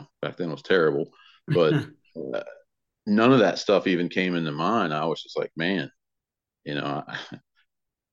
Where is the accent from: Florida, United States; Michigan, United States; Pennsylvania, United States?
Florida, United States; Tampa; now in Kitty Hawk, United States; high school where I grew up in Tampa, Florida, in Hillsborough County area